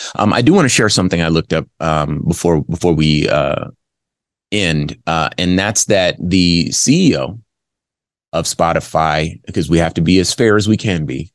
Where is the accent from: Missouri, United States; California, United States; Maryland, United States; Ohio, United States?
California, United States; Los Angeles; moved away as an adult; also born or lived in Arizona; southern california los angeles is where i grew up